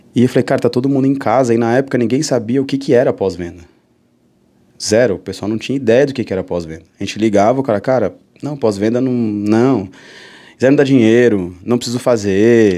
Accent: São Paulo, Brazil; moved away as an adult; also born or lived in Fortaleza / Mossoró; sou daqui de São Paulo

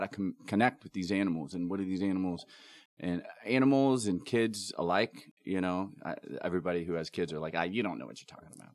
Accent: Ohio, United States; I grew up in Ohio

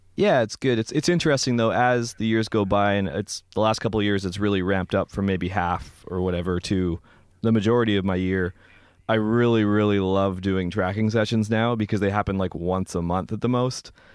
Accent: Vancouver, British Columbia, Canada; moved away; I'm from Vancouver originally

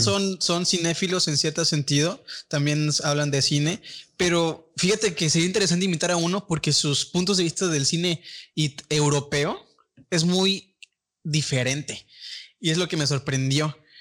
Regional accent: Tampico, Tamaulipas, Mexico; nosotros somos aquí de Tampico, toda esta comunidad

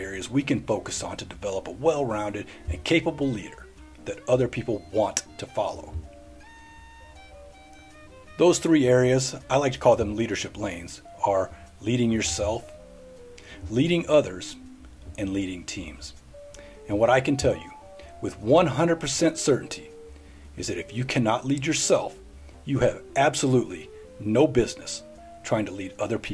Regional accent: Middle Tennessee, United States; moved away as an adult; I grew up in Middle Tennessee area

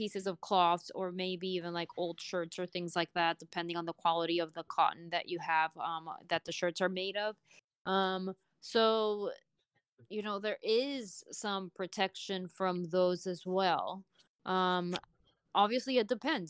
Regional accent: Puerto Rico; I'm from Puerto Rico

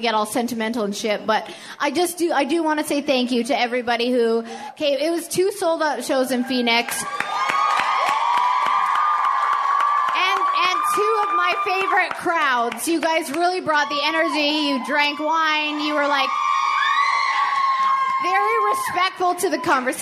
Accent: Edmonton, Alberta, Canada; I'm from Edmonton. It's cold. All we have is hockey

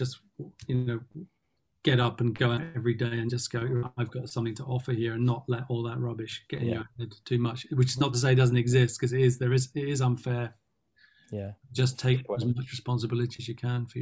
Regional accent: London, United Kingdom; growing up in Tottenham, for me, my world was very diverse.

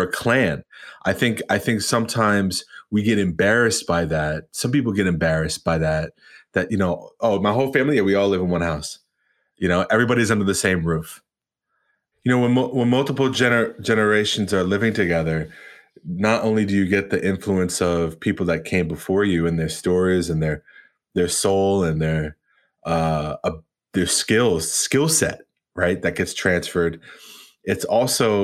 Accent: Long Island, New York, United States; growing up in Long Island, going to all white schools

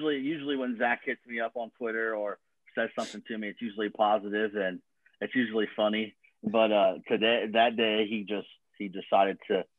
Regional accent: Columbus, Ohio, United States; I grew up in Central Ohio, Columbus, Ohio.

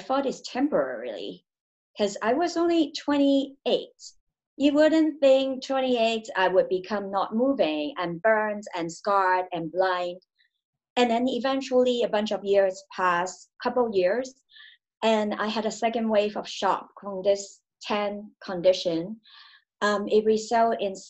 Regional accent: Hong Kong; I grew up in Hong Kong.

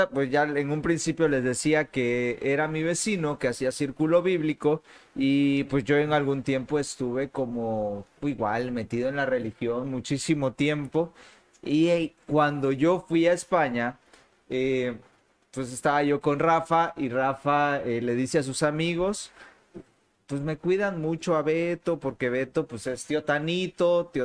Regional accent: Mexico; Dije, pues como todo mexicano, huevón.

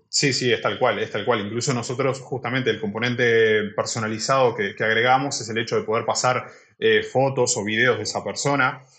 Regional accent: Uruguay; moved away as an adult; now in Barcelona, Spain; soy de Uruguay, vine aquí a Barcelona hace cinco años

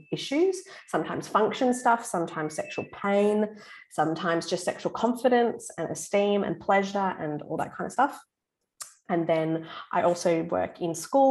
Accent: Darwin, Northern Territory, Australia; moved away as an adult; also born or lived in Melbourne, Victoria; I'm from Darwin in the Northern Territory originally, and I moved to Melbourne, Vic, to do study and to go to uni.

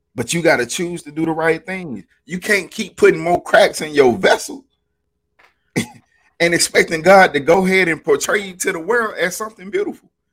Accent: Alabama, United States; I'm from Alabama

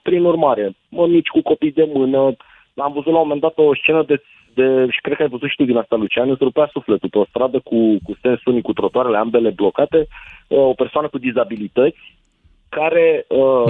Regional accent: Bucharest, Romania; ca bucureștean

